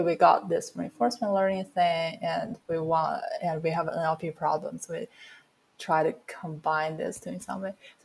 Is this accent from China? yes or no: yes; China; moved away as an adult; now in United States; when I was brought up in China